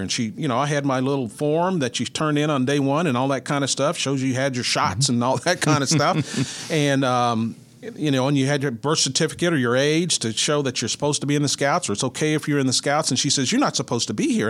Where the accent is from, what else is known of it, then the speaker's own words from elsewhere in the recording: Mineral Wells, Texas, United States; moved away as an adult; now in Kansas City, United States; I grew up in Mineral Wells, Texas, which is about 90 minutes from the, I'm in north central Texas